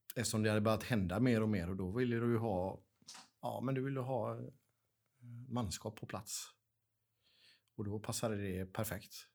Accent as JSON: {"language": "Swedish", "town": "Gothenburg", "region": "Västra Götaland", "country": "Sweden", "tie": "born or raised there", "said": "jag är born and raised i Göteborg"}